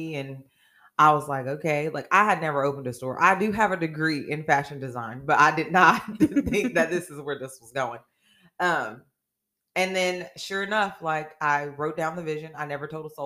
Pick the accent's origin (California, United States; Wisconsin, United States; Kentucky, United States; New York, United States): California, United States; Oakland; now in Chillicothe, United States; I'm born and raised in Oakland, California, and now residing here in Chillicothe, Ohio.